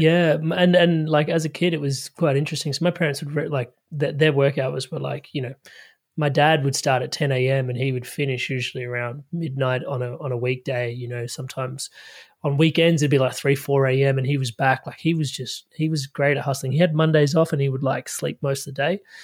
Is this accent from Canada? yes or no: no; Adelaide, South Australia, Australia; I, I grew up in Adelaide, Australia